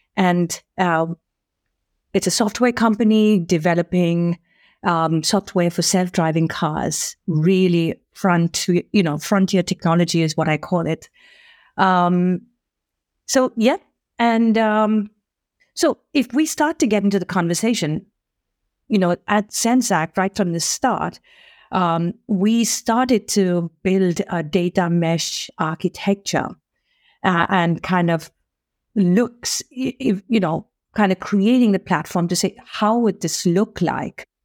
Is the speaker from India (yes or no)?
yes; India; now in Sweden; I'm also Indian